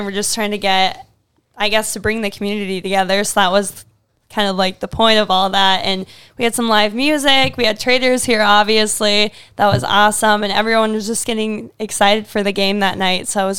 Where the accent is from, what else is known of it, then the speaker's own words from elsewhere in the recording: Fargo, North Dakota, United States; moved away; I'm from Fargo and it's not super big.